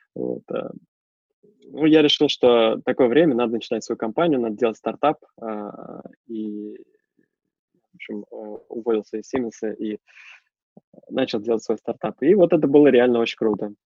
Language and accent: Russian; Russia; moved away as an adult; now in Germany; я из России